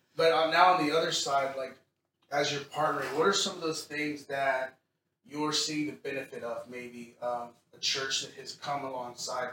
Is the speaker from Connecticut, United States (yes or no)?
no; Texas, United States; now in Seattle, United States; I'm from Texas